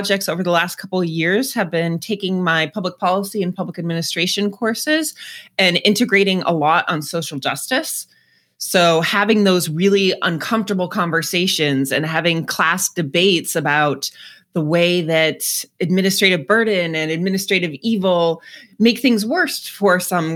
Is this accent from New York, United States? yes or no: no; outside of Boston, Massachusetts, United States; moved away as an adult; also born or lived in Washington, District of Columbia, United States; now in Northeast Ohio, United States; I grew up outside of Boston, but spent most of my adult life in DC before I came here to Northeast Ohio about 7 years ago